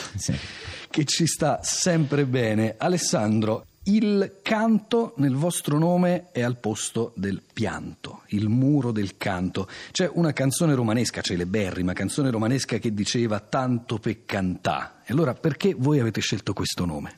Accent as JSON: {"language": "Italian", "town": "Rome", "region": "Lazio", "country": "Italy", "said": "da romano"}